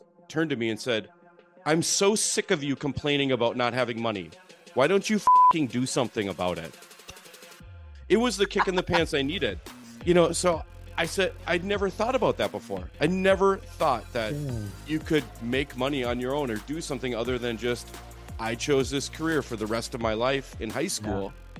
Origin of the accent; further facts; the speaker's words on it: Fargo, North Dakota, United States; You know, I grew up in Fargo.